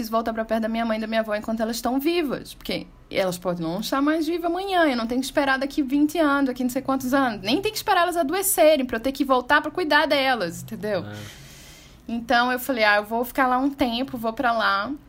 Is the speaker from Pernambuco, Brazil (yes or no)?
yes; Recife, Pernambuco, Brazil; also born or lived in Belo Horizonte; porque eu sou de Recife, mas já estava morando em Belo Horizonte há 15 anos, então eu me via muito afastada das minhas origens